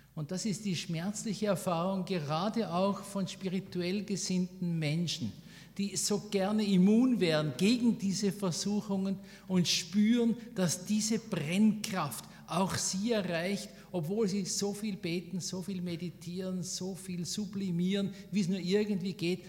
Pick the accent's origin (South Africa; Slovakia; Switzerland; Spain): Switzerland; bei uns in der Schweiz